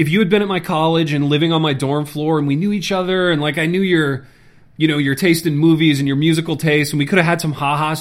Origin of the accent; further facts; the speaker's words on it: Empty Factory, Indiana, United States; moved away; my hometown in Empty Factory, Indiana